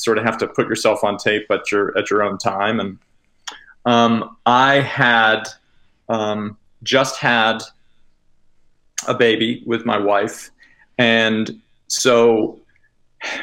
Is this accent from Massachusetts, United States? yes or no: yes; Massachusetts, United States; I'm originally from Massachusetts